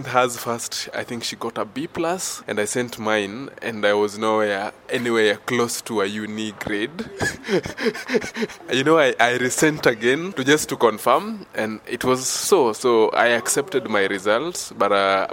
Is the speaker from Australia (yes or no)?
no; Nairobi, Kenya; I'm from Nairobi, Mathare, Kenya